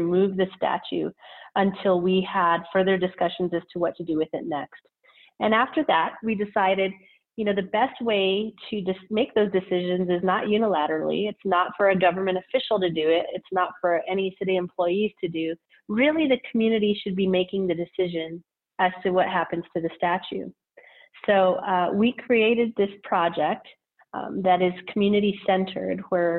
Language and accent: English; Albuquerque, New Mexico, United States; I was born and raised here in Albuquerque, New Mexico, in the South Valley, where I still reside today